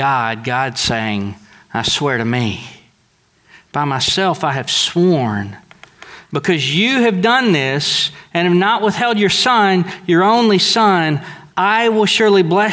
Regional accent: Deweyville, Texas, United States; I'm from Dewayville, Texas, and we are really, really simple.

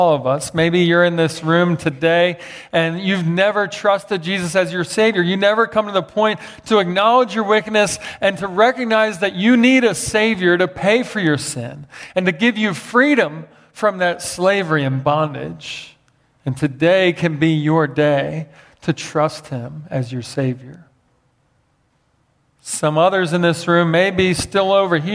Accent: Philadelphia, Pennsylvania, United States; growing up in Philadelphia with a dad as a pastor

